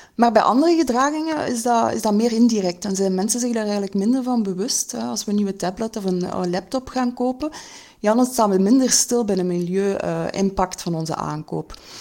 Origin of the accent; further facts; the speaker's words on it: Belgium; wat wij als, als Belgen eigenlijk consumeren